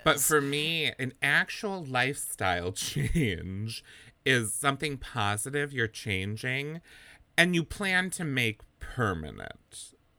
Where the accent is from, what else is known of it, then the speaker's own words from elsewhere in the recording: Wisconsin, United States; moved away; we're from Wisconsin originally, both of us